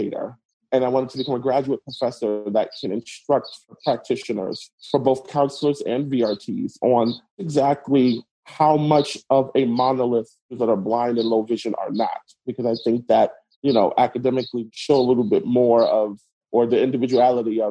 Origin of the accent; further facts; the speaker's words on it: New York City, New York, United States; moved away as an adult; also born or lived in Haiti / Richmond, Virginia; I was born in the Caribbean country of Haiti. And at the age of 2 years old, I was brought to the United States by my grandparents and raised in Brooklyn, New York